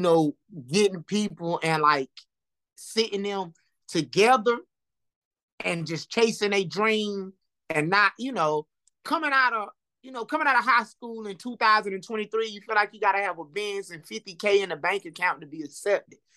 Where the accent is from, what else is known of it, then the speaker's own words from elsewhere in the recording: Lumberton, North Carolina, United States; me growing up in Lumberton